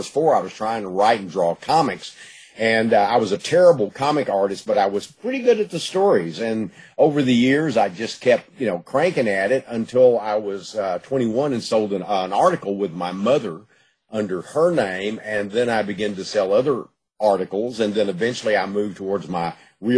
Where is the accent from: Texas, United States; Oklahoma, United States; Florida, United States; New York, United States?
Texas, United States; Gladewater; I was born in Gladewater and lived in the East Texas area all my life.